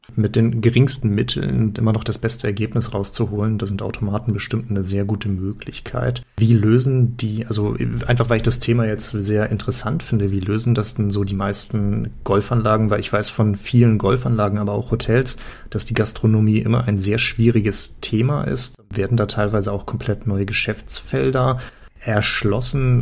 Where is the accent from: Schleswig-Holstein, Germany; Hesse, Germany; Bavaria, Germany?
Schleswig-Holstein, Germany; now in Hanover, Germany; Ich komme ja aus dem Norden, aus der schönen Region von Hannover und ursprünglich aus Schleswig-Holstein.